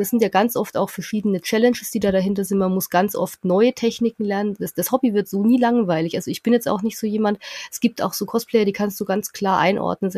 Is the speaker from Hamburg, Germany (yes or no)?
no; near Nuremberg, Bavaria, Germany; ich komme aus der Nähe von Nürnberg, fünf mhm. Häuser im Wald und da hört die Straße auf.